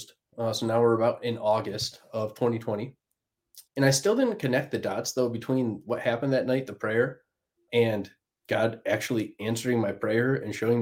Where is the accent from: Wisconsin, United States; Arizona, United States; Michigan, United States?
Michigan, United States; Plymouth; Plymouth, Michigan, beautiful little place, Hallmark town